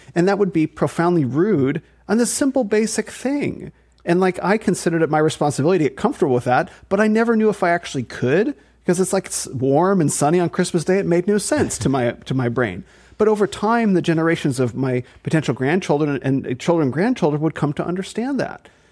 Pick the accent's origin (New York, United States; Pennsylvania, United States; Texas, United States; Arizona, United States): Arizona, United States; also born or lived in New Zealand; So I'm from Arizona. I'm from the desert.